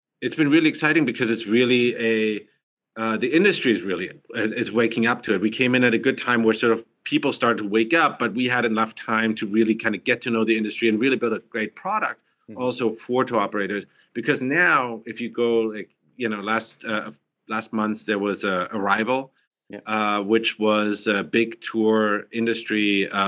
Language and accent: English; Germany; also born or lived in Massachusetts, United States; now in San Francisco, United States; I'm originally from Germany, and then came to US